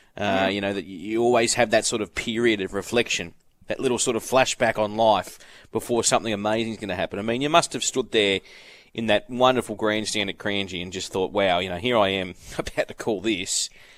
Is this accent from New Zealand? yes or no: no; Brisbane, Queensland, Australia; now in Sydney, Australia; I'm from Brisbane, the sleepy suburbs of Birkdale.